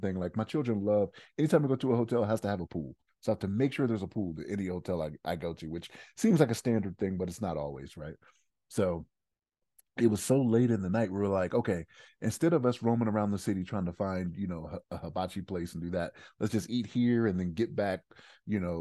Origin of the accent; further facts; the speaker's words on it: Maryland, United States; now in Denver, United States; So like I'm from Maryland